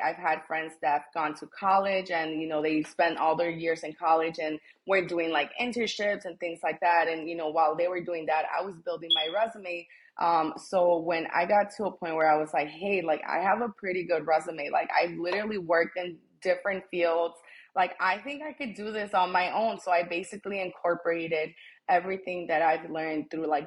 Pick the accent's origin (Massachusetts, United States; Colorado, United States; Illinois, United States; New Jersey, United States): Illinois, United States; Chicago; also born or lived in Taxco, Guerrero, Mexico; I was born in Mexico. I'm from Taxco, Guerrero. And I came to the United States when I was 5 years old. So I was raised here my whole life. I've lived in Chicago, you know, ever since I can remember. I grew up in the Logan Square neighborhood